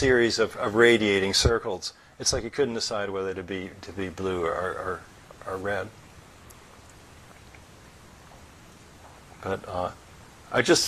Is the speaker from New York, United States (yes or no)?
no; San Jose, California, United States; in San Jose, my hometown